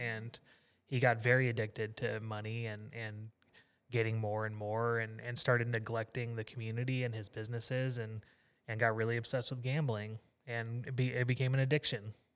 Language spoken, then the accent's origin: English; Southeast Texas, United States; I grew up in Southeast Texas, being a kid